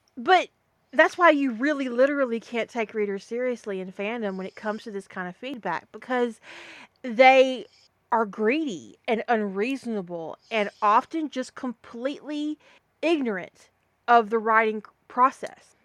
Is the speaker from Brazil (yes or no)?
no; the South, United States; accent: Southern